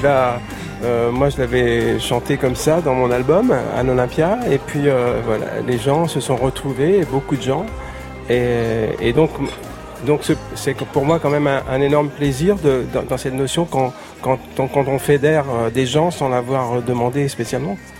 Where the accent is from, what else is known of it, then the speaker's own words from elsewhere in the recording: Paris, Île-de-France, France; j'étais breton de Paris